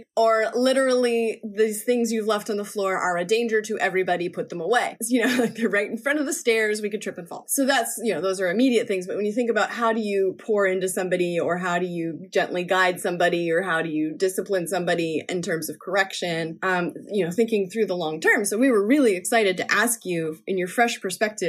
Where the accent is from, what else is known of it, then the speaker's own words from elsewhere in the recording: Newfoundland and Labrador, Canada; also born or lived in Nova Scotia / Brooklyn, New York; now in New York, United States; in Nova Scotia and in Newfoundland, where I spent a few more of my growing up years than Nova Scotia. A little bit more in Newfoundland than Nova Scotia.